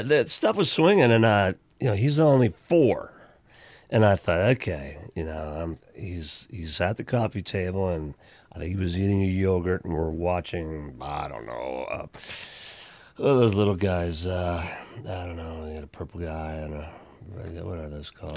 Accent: Pennsylvania, United States; born or raised there; moved away

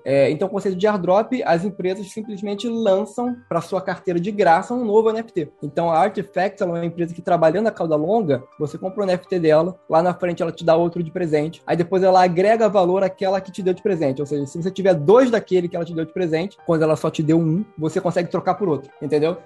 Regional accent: Rio de Janeiro, Brazil; eu sou carioca

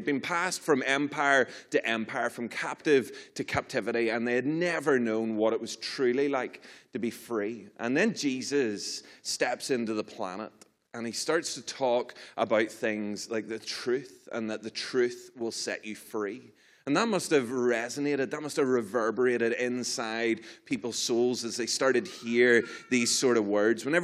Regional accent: Ireland; I'm from, from Ireland.

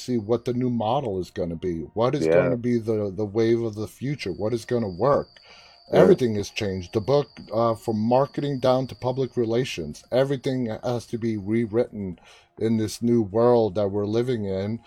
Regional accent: New York, United States; now in Northern Virginia, United States; I live in Northern Virginia, but I'm originally from New York

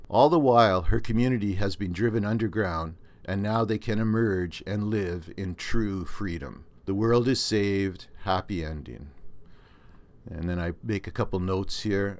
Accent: Canada; accent: Canadian; my Canadian accent

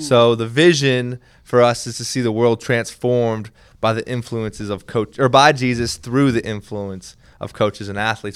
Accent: Minnesota, United States; moved away; also born or lived in Kentucky; I was raised in Minnesota

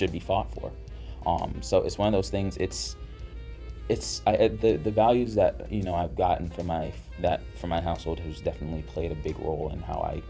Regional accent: Boston, Massachusetts, United States; I grew up in Dorchester

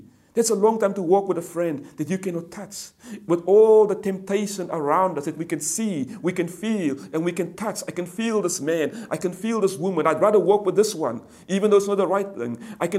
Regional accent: Cape Town, Western Cape, South Africa; You see, I grew up in Cape Town, in the Cape Flats, aka known the ghettos. And we were surrounded by poverty. We were surrounded by gangsters.

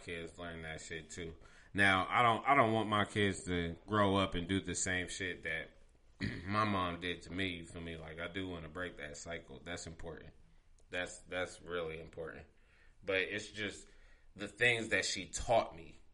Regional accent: Pickerington, Ohio, United States; I grew up around in Pickerington

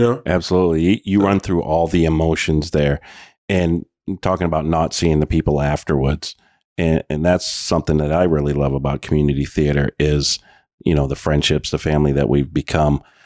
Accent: Oxford Hills, Maine, United States; we're in from the Oxford Hills.

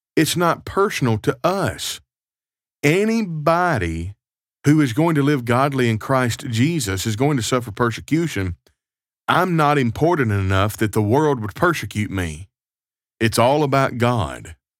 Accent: United States; now in Canada; I am an American citizen living abroad in Canada.

